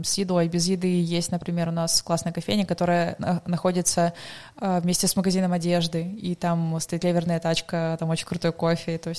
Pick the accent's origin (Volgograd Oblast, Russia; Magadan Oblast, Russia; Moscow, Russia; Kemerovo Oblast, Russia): Magadan Oblast, Russia; now in Krasnodar, Russia; я сама с Дальнего Востока, а, с Магаданской угу. области.